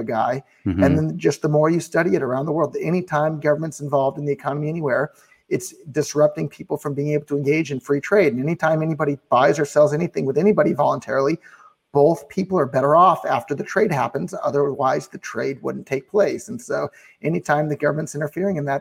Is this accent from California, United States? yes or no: yes; Silicon Valley, California, United States; I'm originally from Silicon Valley.